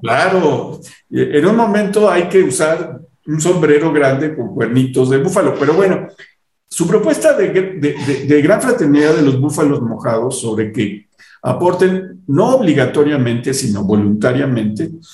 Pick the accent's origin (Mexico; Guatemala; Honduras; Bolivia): Mexico